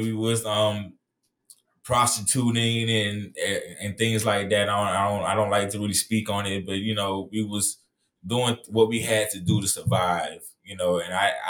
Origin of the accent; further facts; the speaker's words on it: Miami, Florida, United States; I was born and raised in Miami, Florida, so, you know, it was really hard, you know, growing up there.